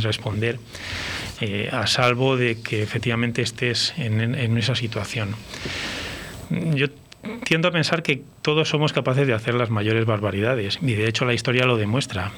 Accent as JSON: {"language": "Spanish", "town": "Valladolid", "region": "Castile and León", "country": "Spain", "moved": "as an adult", "lives_now": "Burgos, Spain", "said": "yo soy de Valladolid y, no puedo dejar de serlo"}